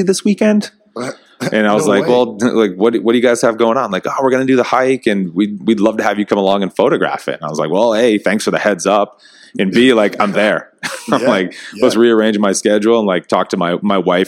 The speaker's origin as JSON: {"language": "English", "region": "New Hampshire", "country": "United States", "moved": "as an adult", "lives_now": "Miami Beach, United States", "said": "I'm from New Hampshire"}